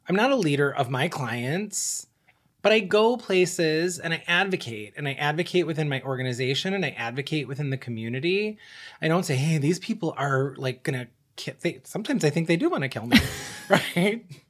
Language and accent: English; Buffalo, New York, United States; now in Detroit, United States; I applied to schools in my hometown in Buffalo